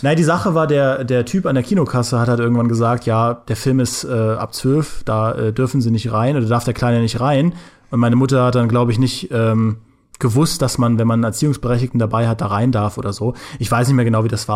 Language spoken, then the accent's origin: German; Trier, Rhineland-Palatinate, Germany; Ich komme ja aus Trier, das liegt ja nahe äh, zur Grenze an, zu Luxemburg